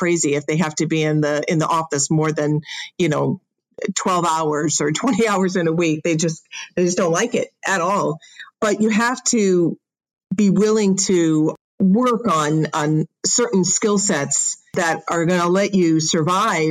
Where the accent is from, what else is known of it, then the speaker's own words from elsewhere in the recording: Chicago, Illinois, United States; now in Southern California, United States; I'm from Chicago